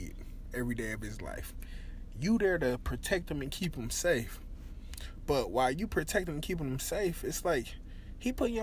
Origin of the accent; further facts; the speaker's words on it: Detroit, Michigan, United States; I'm from the East Side. I'm from Van Dyke all day, every day.